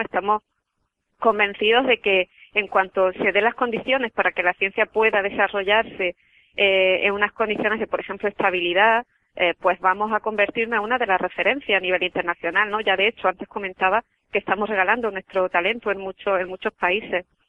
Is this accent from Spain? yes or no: yes; Andalusia, Spain; soy mujer y además soy andaluza